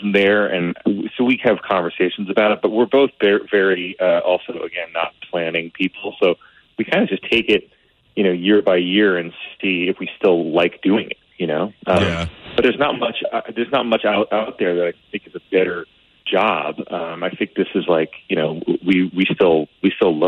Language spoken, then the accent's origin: English; New York City, New York, United States; I grew up in Staten Island.